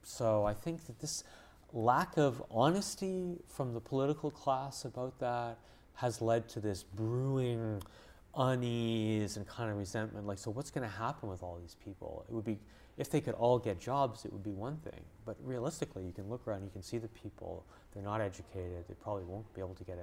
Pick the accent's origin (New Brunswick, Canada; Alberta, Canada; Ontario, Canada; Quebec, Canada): Quebec, Canada; Montreal; moved away; I grew up in Montreal in Canada